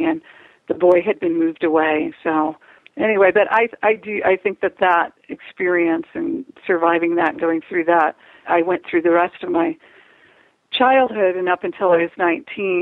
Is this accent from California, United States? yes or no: no; Chicago, Illinois, United States; I grew up in Chicago, and I have four brothers